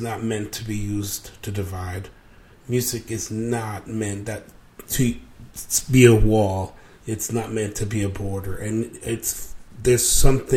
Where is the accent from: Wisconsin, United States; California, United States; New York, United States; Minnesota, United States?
New York, United States; also born or lived in Cuba / Mexico; I grew up in New York. I came from Cuba and Mexico